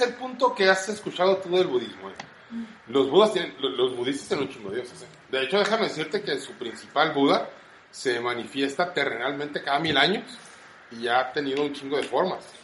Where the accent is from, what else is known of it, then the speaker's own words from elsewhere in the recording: Mexico; los mexicanos primero le pendemos una veladora a cualquier pinche santo